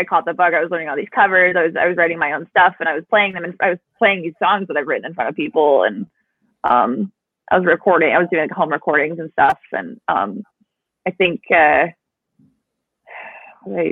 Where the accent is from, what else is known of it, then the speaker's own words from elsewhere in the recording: Cedar Springs, Michigan, United States; I grew up in Cedar Springs